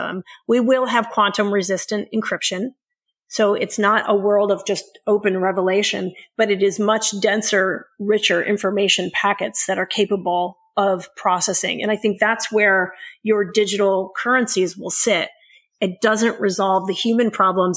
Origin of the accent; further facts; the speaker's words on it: New York City, New York, United States; moved away as an adult; now in Silicon Valley, United States; I moved out here decades ago from New York City. And as a young broke kid in New York City